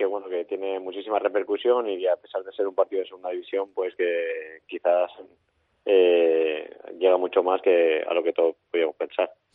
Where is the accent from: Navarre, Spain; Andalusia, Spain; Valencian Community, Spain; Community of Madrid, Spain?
Valencian Community, Spain; now in Tarragona, Spain; soy valenciano